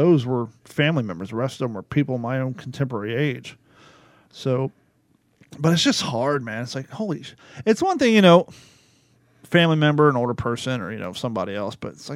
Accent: Ohio, United States; moved away as an adult; also born or lived in California; before I left Ohio to go to California. We went to high school together

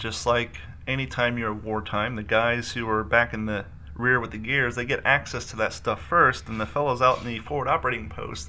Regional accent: Columbus, Ohio, United States; also born or lived in Kentucky / Long Beach, California; now in Florida, United States; I grew up in Ohio and Kentucky. And so down here, well, before I moved to Florida, I lived in California. I lived in Long Beach for 3 years.

